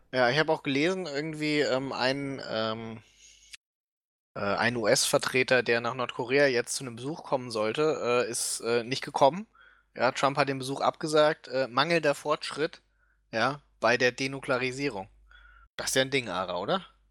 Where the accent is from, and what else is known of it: Germany